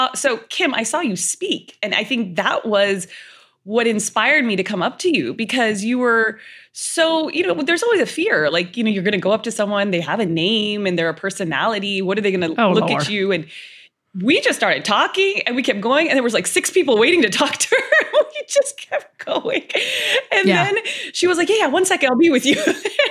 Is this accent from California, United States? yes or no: yes; Los Angeles, California, United States; I grew up in Southern California, born and raised. I'm an LA girl, left only to go to med school.